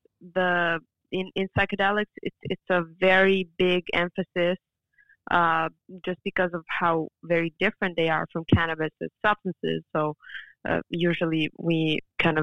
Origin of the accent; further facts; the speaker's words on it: Serbia; moved away; also born or lived in France; I was raised in Serbia and then studying in France